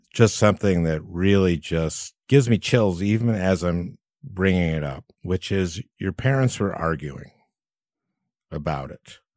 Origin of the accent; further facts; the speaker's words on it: St. Louis Park, Minnesota, United States; I, um, grew up in Saint Louis Park, Minnesota, which is a suburb